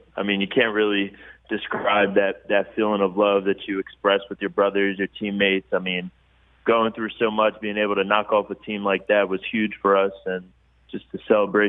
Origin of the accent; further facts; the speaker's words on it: Sicklerville, New Jersey, United States; accent: Philly; I'm actually from Sicklerville, New Jersey.